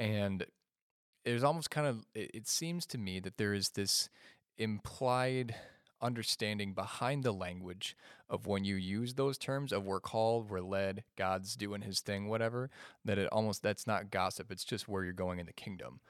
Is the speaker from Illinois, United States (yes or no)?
yes; Chicago, Illinois, United States; I'm from the state of Illinois, but I'm from the Chicagoland area.